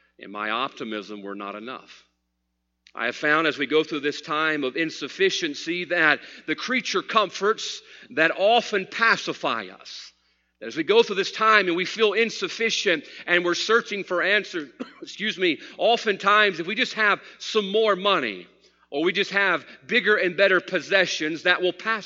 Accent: United States; I'm an American

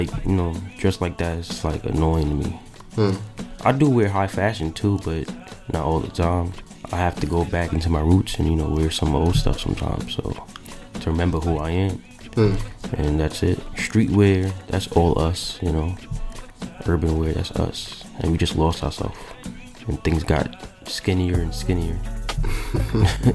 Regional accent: New York City, New York, United States; I'm from Brooklyn, born and raised

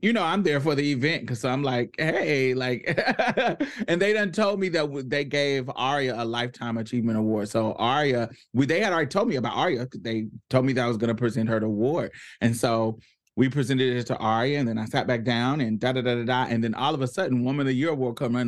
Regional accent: Indianapolis, Indiana, United States; now in Houston, United States; I'm not from Houston. I am from Indianapolis, Indiana. I am not a native

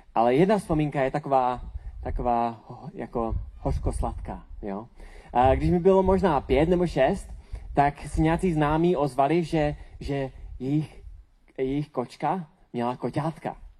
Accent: Czechia

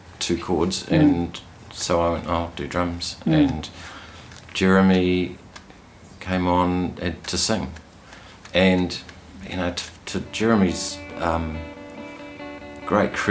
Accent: Auckland, New Zealand; moved away as an adult; now in Hawke's Bay, New Zealand; We grew up in Pakeranga, and we started flatting, in Pakeranga.

